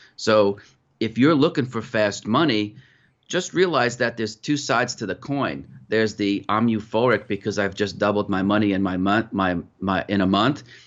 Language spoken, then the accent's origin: English; Putnam County, New York, United States; moved away; also born or lived in Mumbai / United Kingdom; I grew up in Putnam County, New York, where you had four seasons